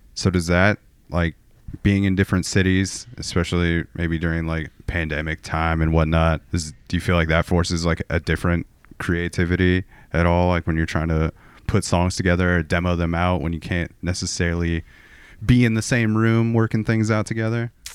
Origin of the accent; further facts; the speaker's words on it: Portland, Oregon, United States; my hometown of, of Portland, Oregon